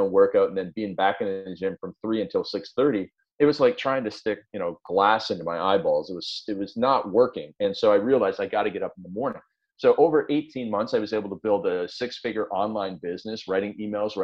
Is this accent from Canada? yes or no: yes; Canada; I'm a farm boy from up in Canada